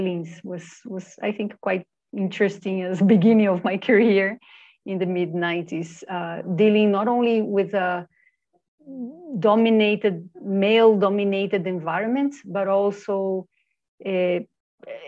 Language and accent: English; Brasília, Federal District, Brazil; I was born in Brasilia, the capital of Brazil